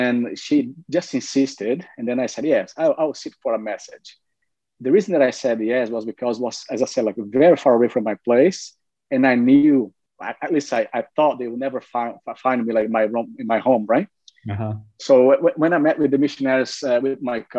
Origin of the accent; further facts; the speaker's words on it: Brazil; moved away; I'm from Brazil originally.